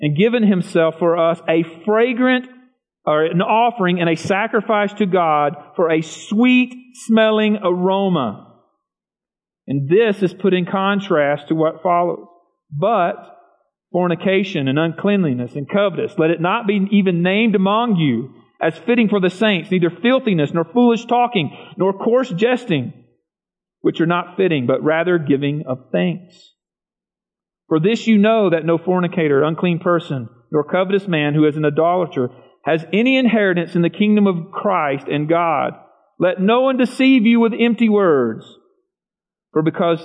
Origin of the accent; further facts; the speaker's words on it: the South, United States; I grew up in the South, rural South.